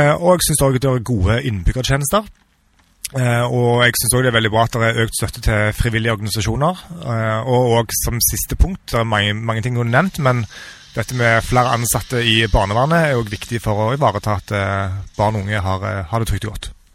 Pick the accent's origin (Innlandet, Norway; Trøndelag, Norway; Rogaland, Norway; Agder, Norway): Rogaland, Norway; Sokn, former Rennesøy municipality; also born or lived in Ålgård / Bergen / United States / Sandnes; now in Stavanger, Norway; Jeg er født og oppvokst på Sukken i tidligere Rennesøy kommune